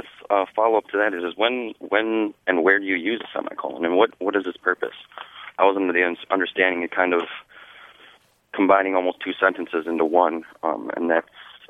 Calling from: Milwaukee, Wisconsin, United States; I'm calling from Milwaukee, Wisconsin.

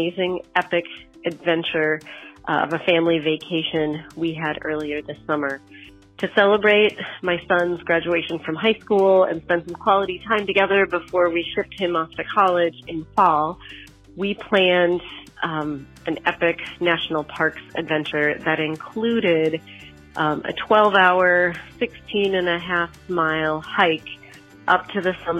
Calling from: Blaine, United States; I'm calling from Blaine.

